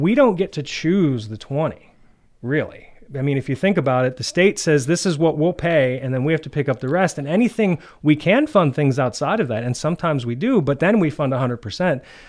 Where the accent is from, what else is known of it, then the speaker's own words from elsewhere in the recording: Clearfield, Pennsylvania, United States; moved away as an adult; now in DuBois, United States; I was born and raised in Clearfield